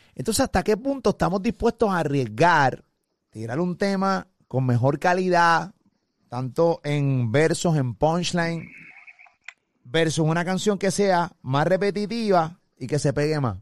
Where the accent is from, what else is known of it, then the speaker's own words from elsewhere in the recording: Puerto Rico; yo hablo de Puerto Rico, que soy de aquí